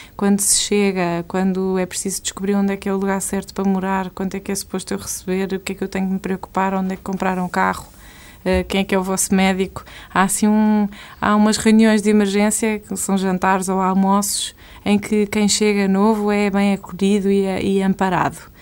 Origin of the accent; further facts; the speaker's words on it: Portugal; moved away as an adult; now in Brazil; eu sou portuguesa